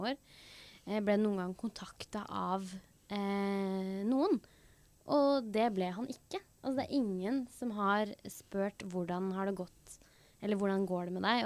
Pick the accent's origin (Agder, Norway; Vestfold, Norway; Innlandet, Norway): Innlandet, Norway; Hedmarken; vi er jo fra Hedmarken, eh, begge to.